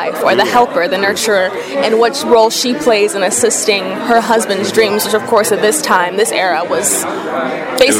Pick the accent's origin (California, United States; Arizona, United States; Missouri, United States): Arizona, United States; Phoenix; moved away as an adult